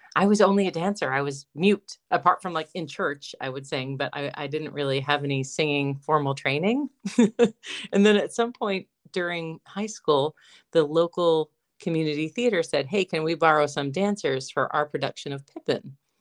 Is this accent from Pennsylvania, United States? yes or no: yes; Johnstown, Pennsylvania, United States; moved away